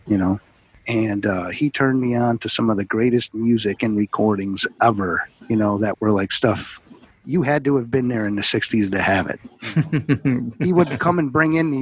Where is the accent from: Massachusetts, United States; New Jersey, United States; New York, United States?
New York, United States; Buffalo; also born or lived in Plattsburgh, New York / United Kingdom / Town of Niagara, New York / Chicago, Illinois; growing up in Buffalo, New York